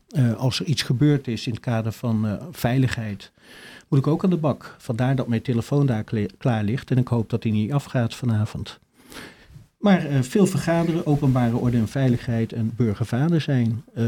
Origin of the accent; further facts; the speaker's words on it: Achterveld, Utrecht, Netherlands; moved away as an adult; also born or lived in Dordrecht; ik ben eh, geboren in Achterveld, bij, tussen Barneveld en Amersfoort ligt dat